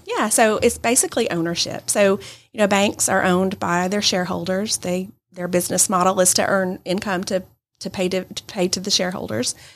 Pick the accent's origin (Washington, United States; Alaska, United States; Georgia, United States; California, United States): Georgia, United States; Adairsville; also born or lived in Birmingham, Alabama; now in Rome, United States; I'm originally from Adairsville, but live in Rome now